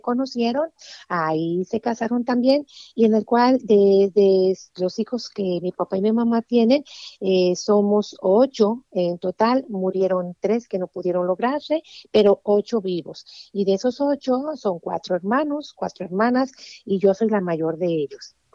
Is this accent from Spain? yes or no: no; Jalisco, Mexico; yo soy originaria de Jalisco, México, allá un pueblito muy perdido, allá tras las montañas. Y allá fue donde Dios se, dignó en darme la vida